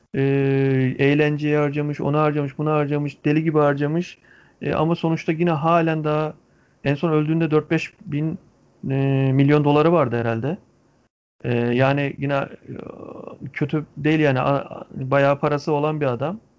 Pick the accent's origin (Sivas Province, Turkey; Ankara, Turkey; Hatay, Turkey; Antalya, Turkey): Antalya, Turkey; bir Antalyalı olarak